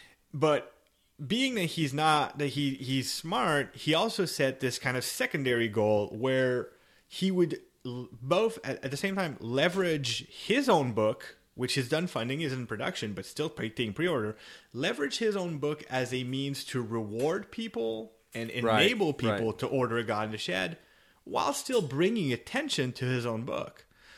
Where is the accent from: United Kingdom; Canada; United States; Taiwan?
Canada; I'm Canadian.